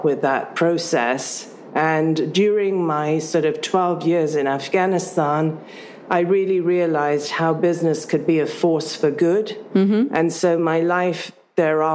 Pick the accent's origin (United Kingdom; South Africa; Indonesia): United Kingdom; born or raised there; also born or lived in Africa